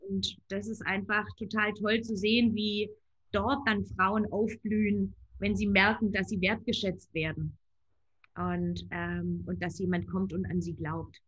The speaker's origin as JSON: {"language": "German", "region": "rural Baden-Württemberg", "country": "Germany", "tie": "born or raised there", "said": "Ich bin werte konservativ auf dem Land in Baden-Württemberg aufgewachsen"}